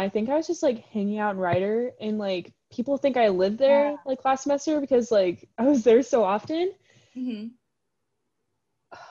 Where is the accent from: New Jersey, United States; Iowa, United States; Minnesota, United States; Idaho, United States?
Iowa, United States; Ames; I'm from the Ames area